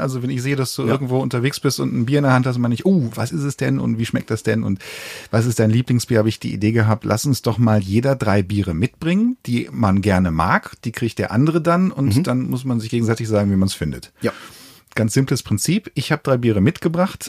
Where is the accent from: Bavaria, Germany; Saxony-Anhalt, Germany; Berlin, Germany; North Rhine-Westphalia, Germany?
North Rhine-Westphalia, Germany; Cologne; ich komme ja aus Köln